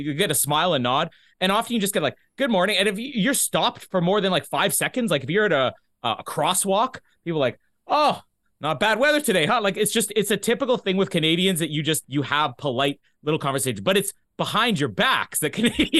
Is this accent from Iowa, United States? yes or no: yes; Iowa, United States; I'm from Iowa.